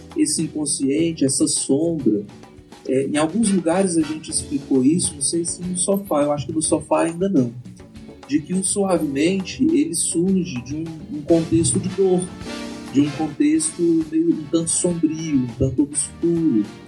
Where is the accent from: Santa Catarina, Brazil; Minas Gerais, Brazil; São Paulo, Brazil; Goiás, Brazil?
Goiás, Brazil; Iporá; nós estamos aqui iporaenses raiz